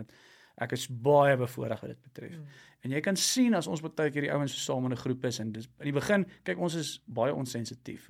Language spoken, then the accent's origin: Afrikaans; Klerksdorp, North West, South Africa; Ek kom van Klersop af